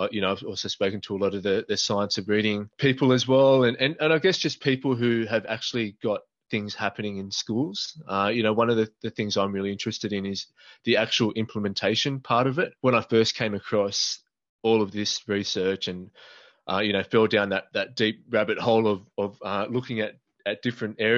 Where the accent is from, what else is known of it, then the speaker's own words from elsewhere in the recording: New South Wales, Australia; I am from New South Wales, Australia